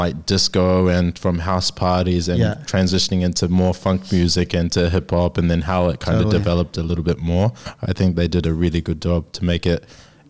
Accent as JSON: {"language": "English", "country": "New Zealand", "lives_now": "Sydney, Australia", "said": "I'm from New Zealand."}